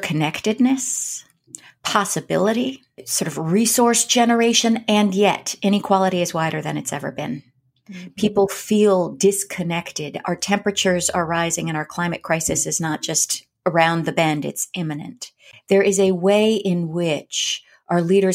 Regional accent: Berkeley, California, United States; I grew up in Berkeley, California

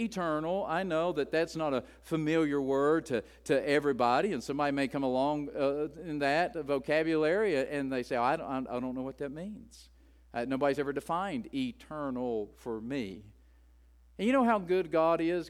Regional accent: West Virginia, United States; as an Appalachian growing up in the hills of West Virginia

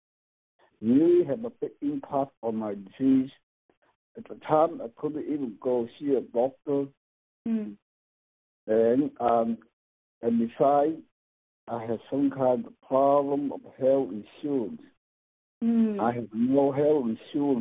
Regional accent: Vietnam; moved away as an adult; now in United States; I am from Vietnam. I came to this country in 1982. I was 21 years old

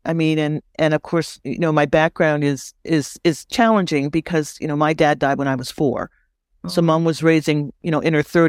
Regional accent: East Coast, Canada; as a young Black woman growing up in Canada, on the East Coast, I couldn't understand when I walked down the street why people would say things to me.

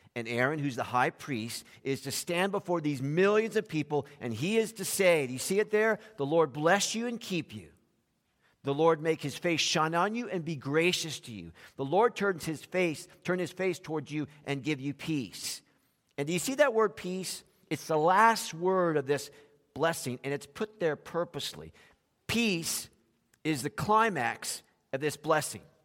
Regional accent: South Florida, United States; when we grew up in South Florida

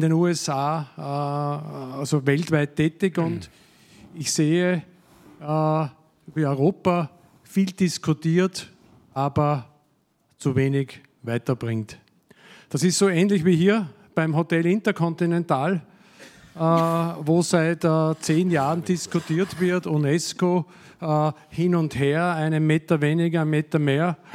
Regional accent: Austria; Ich bin ein überzeugter Patriot als Österreicher

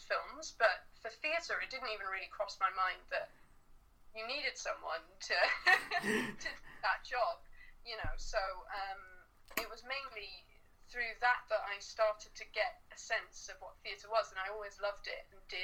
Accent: Cardiff, Wales, United Kingdom; growing up in Cardiff, there wasn't nearly as much theatre in Cardiff as there is now

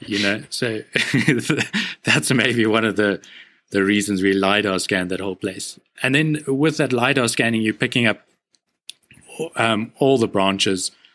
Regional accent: South Africa; as a South African, like a white male South African, I've grown up like I was born on the right side of a seriously unfair society

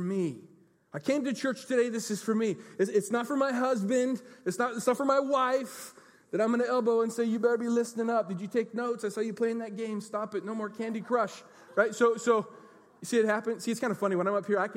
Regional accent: United States; we're American Christians

